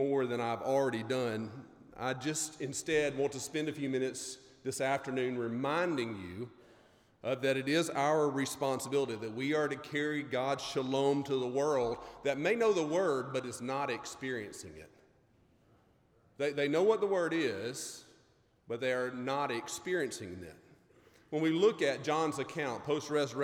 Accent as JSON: {"language": "English", "region": "Mississippi", "country": "United States", "said": "I'm from Mississippi."}